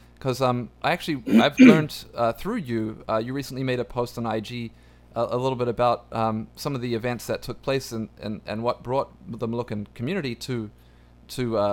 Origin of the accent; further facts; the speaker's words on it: New Zealand; I actually grew up in New Zealand